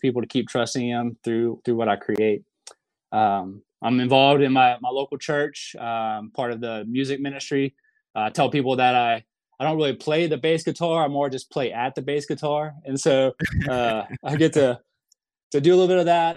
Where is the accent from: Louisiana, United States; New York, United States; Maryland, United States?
Louisiana, United States; moved away as an adult; now in Oklahoma City, United States; I live in Oklahoma City. Um, I'm originally from Louisiana.